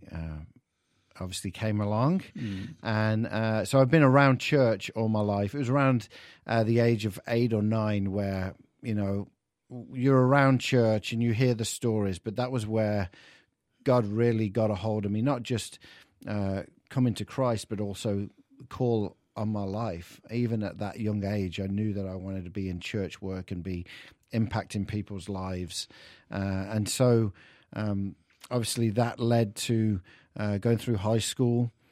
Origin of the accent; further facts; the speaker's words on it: England, United Kingdom; accent: English; I've lost my English accent.